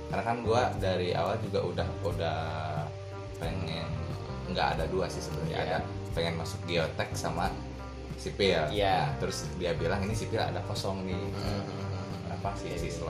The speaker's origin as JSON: {"language": "Indonesian", "town": "Bandung", "region": "West Java", "country": "Indonesia", "tie": "born there", "said": "ya ada di di, di tempat kelahiran gua ya di, iya. di Bandung di Bandung"}